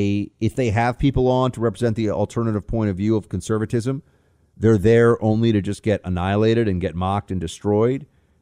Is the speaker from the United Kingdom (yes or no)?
yes; England, United Kingdom; Albert, Buck, mate, I'm from England.